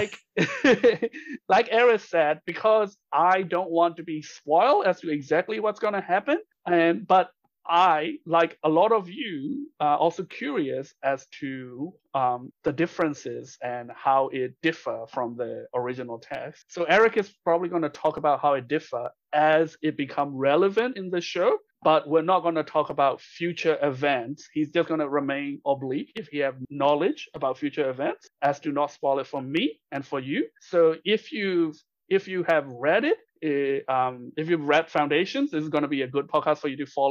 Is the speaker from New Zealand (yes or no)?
no; Myanmar; English is a second language; moved away; I grew up in Burma and English is my second language.